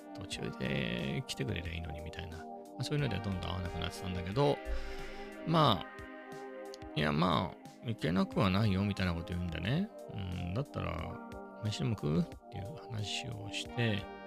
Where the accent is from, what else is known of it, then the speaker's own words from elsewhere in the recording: Ibaraki, Japan; moved away; 僕の田舎